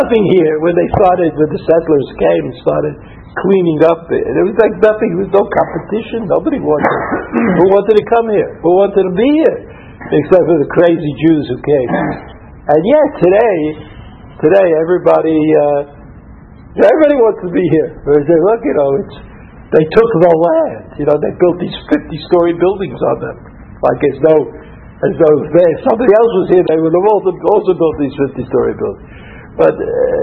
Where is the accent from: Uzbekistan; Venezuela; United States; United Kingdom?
United States; New York City, New York; now in Israel; I was from Brooklyn